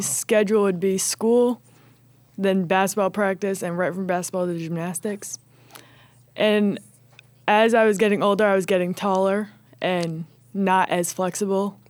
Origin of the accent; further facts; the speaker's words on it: Old Bridge, New Jersey, United States; I am from Old Bridge, New Jersey